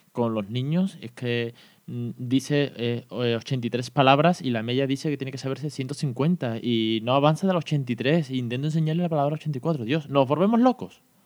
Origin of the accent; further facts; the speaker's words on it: Andalusia, Spain; en Andalucía también tenemos nuestro propio dialecto y también somos bilingües